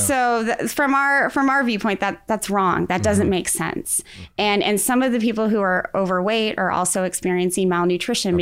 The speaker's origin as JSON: {"language": "English", "town": "Defiance", "region": "Missouri", "country": "United States", "tie": "born or raised there", "said": "growing up in Defiance, Missouri"}